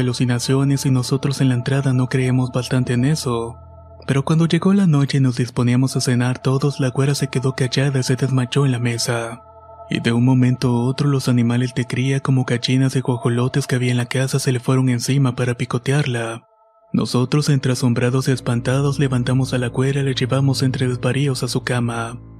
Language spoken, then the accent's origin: Spanish; Tlaquepaque, Jalisco, Mexico; soy de Tlaquepaque, Jalisco.